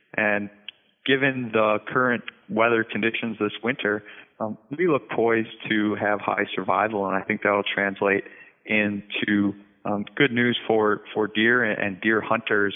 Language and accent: English; North Central Wisconsin, United States; moved away as an adult; also born or lived in Arkansas / Colorado / Vermont; now in Minnesota, United States; I'm originally from North Central Wisconsin